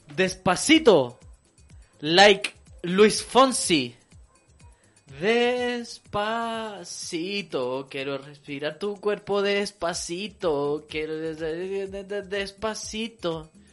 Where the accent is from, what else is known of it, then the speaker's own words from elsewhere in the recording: Santiago, Santiago Metropolitan Region, Chile; para los que somos santiaguinos